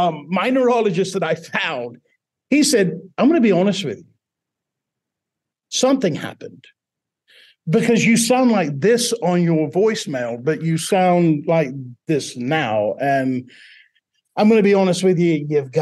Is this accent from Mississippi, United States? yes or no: yes; Buzzard Roost, Mississippi, United States; accent: Southern drawl; Now, when I'm talking to the first one, it's a deep Southern drawl. I grew up in Buzzard Roost, Mississippi.